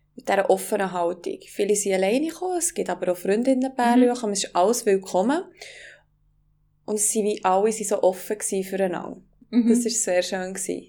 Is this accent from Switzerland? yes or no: yes; Wengen, Bern, Switzerland; meine Heimat dran, also Wengen